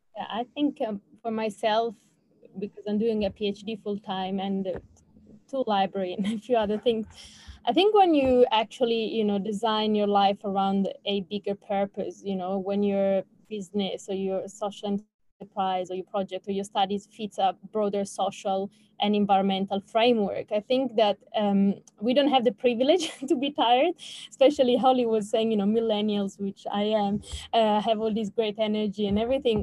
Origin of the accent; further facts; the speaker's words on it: Switzerland; now in Australia; I'm from Switzerland originally